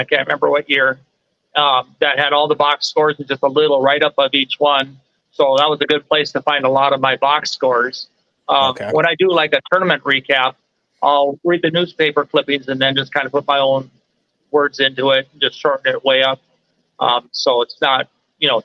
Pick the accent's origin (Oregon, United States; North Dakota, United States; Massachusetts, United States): North Dakota, United States; Glenburn; I'm actually from the Minot area. I grew up in a small town of Glenburn.